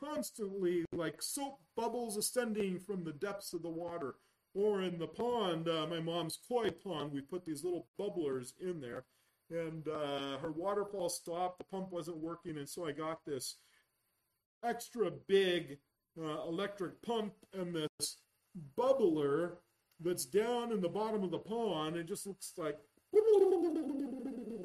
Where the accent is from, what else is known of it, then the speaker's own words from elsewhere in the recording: Yreka, California, United States; I was born over in Yreka, California